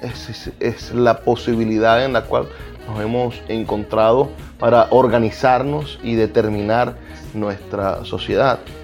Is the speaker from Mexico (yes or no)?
no; Venezuela; lo que nos une, por ejemplo, como venezolanos